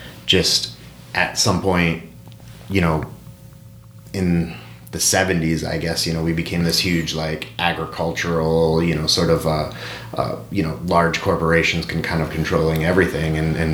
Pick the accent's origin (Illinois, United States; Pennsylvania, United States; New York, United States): Illinois, United States; also born or lived in Fort Collins, Colorado; now in Eagle, Idaho, United States; when we were growing up in Illinois